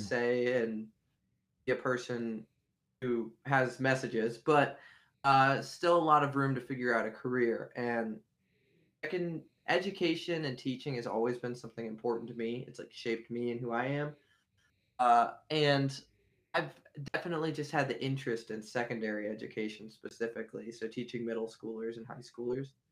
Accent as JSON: {"language": "English", "town": "Beaver Falls", "region": "Pennsylvania", "country": "United States", "tie": "born or raised there", "said": "most of my formative years were in Beaver Falls, Pennsylvania, which is near Pittsburgh"}